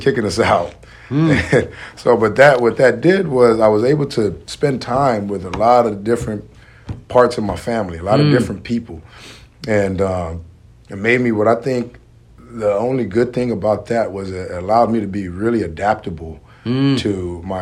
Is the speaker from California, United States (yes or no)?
yes; Carson, California, United States; I knew that I wasn't from Long Beach. I was from Carson